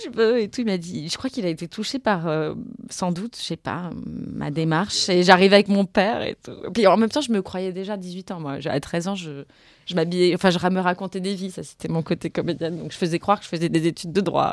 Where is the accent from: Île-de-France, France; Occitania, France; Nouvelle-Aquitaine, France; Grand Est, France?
Île-de-France, France; Montreuil; moved away as an adult; je suis née en 83 à Montreuil. Et en fait, on n'a jamais quitté Montreuil.